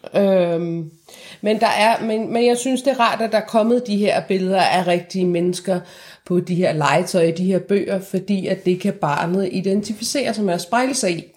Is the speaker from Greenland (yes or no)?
no; Iran; now in Denmark; mig som iraner